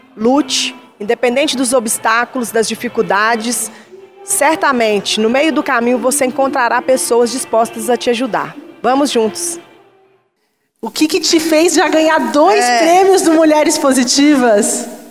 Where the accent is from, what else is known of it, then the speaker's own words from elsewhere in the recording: Contagem, Minas Gerais, Brazil; eu cresci naquele local, no Maracanã, em Contagem